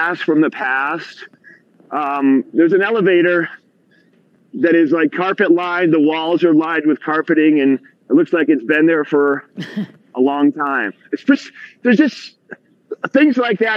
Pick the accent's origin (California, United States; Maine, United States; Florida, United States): Maine, United States; moved away; I came from Maine